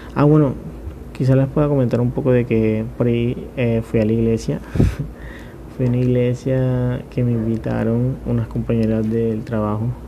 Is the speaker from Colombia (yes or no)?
yes; Montería, Córdoba, Colombia; yo soy de Montería